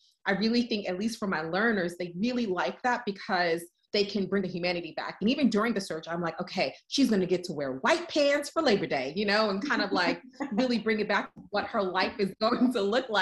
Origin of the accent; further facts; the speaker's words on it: New York City, New York, United States; moved away; I'm originally from the Bronx, I'm from New York